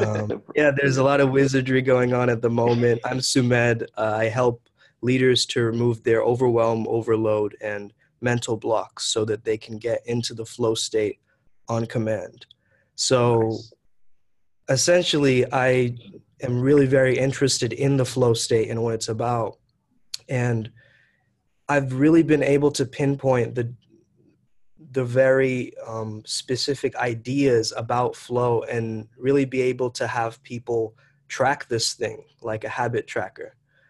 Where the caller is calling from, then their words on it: Kolkata, West Bengal, India; I'm tuning in from Calcutta, India.